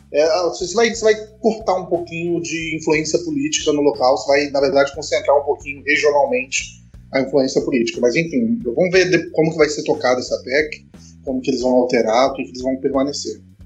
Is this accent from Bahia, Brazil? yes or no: no; Cachoeiro de Itapemirim, Espírito Santo, Brazil; quem nasce em Cachoeiros de Itapimirim, a cidade onde eu nasci